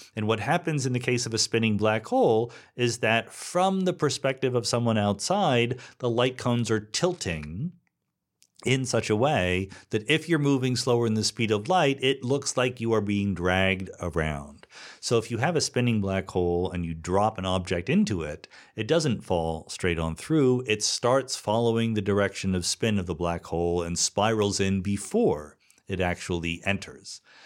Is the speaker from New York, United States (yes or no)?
no; Philadelphia, Pennsylvania, United States; moved away as an adult; also born or lived in Boston; I'm from the East Coast, right? I was born in the suburbs of Philadelphia, spent eight years in Boston, college and postdoc